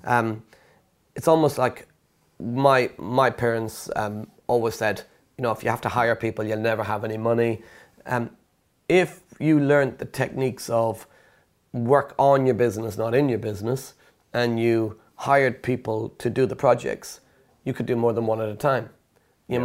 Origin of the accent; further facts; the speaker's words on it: Ireland; moved away as an adult; now in United Kingdom; me being Irish, when I moved to the UK years ago